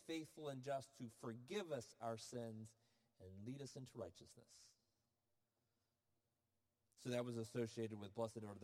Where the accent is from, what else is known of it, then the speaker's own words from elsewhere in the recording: Florida, United States; I'm from Florida